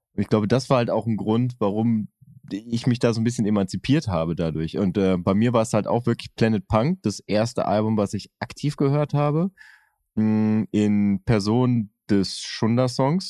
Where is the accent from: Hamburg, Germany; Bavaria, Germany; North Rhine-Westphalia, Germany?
North Rhine-Westphalia, Germany; Oerlinghausen; Ich bin ja in Oerlinghausen zur Schule gegangen und habe zehn Kilometer weiter gewohnt